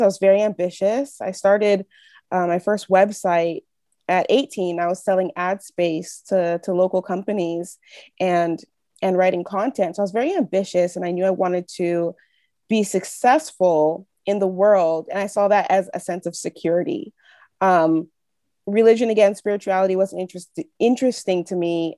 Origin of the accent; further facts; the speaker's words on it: Northern California, United States; moved away as an adult; now in Quebec, Canada; I grew up in, um, California, in Northern California